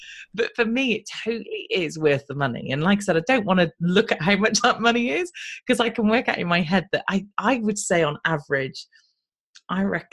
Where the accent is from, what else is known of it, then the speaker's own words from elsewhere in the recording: United Kingdom; I'm British